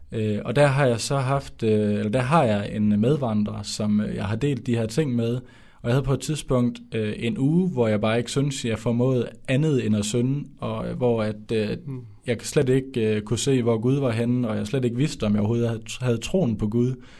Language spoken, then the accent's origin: Danish; Skjern, Central Denmark Region, Denmark; moved away as an adult; now in Odense, Denmark; jeg kommer fra Skjern i Vestjylland. Øh, men nu bor jeg i Volsmose i Odense, og det har jeg gjort i tre år